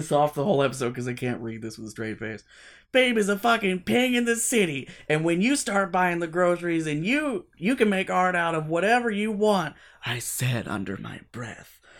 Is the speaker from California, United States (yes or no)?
no; Kentucky, United States; I'm from Kentucky.